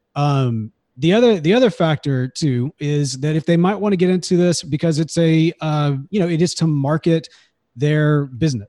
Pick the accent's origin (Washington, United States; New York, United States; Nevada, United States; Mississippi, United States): Mississippi, United States; Jackson; I grew up in Jackson, Mississippi